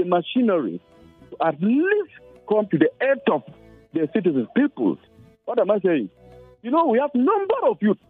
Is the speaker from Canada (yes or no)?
no; Nigeria; Nigeria, my country